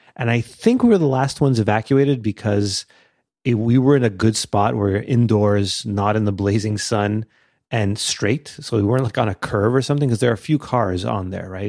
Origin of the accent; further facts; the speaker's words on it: Canada; I'm Canadian